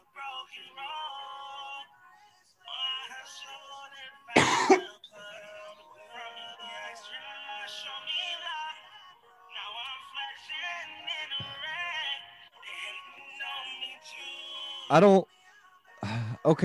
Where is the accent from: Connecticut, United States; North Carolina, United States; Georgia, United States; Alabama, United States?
Alabama, United States; lower; I grew up in you know, lower Alabama.